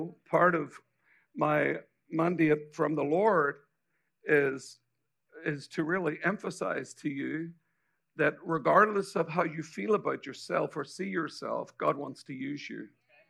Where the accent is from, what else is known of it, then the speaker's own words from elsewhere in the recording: Ireland; accent: Irish; now in United States; I'm actually an American citizen with an Irish accent.